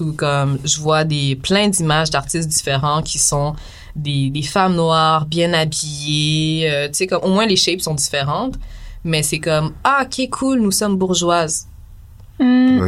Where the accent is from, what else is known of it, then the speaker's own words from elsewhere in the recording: Quebec, Canada; mes parents sont haïtiens, mm. mais je suis née ici